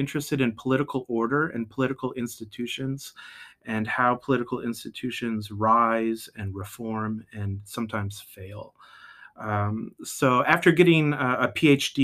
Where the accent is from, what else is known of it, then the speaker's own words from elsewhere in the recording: Midwest, United States; moved away as an adult; also born or lived in Washington, D.C.; now in Maryland, United States; I grew up in the Midwest in a Nazarene family